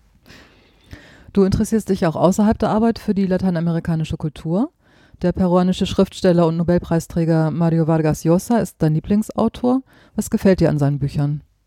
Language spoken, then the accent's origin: German; Germany; bei uns in Deutschland